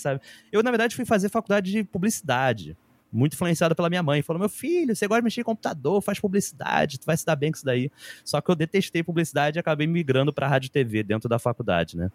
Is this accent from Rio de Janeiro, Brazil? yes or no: yes; Rio de Janeiro, Brazil; eu morava em Bangu, cresci em Bangu, bairro da Zona Oeste do Rio de Janeiro